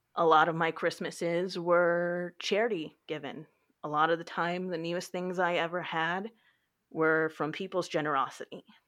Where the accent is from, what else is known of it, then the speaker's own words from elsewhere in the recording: Texas, United States; I am from Texas and I work the circulation desk at the local library